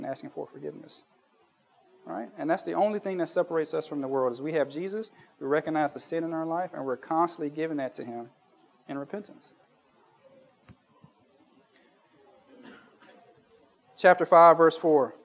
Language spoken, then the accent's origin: English; United States; moved away; when I was a kid growing up in Baptist church in the United States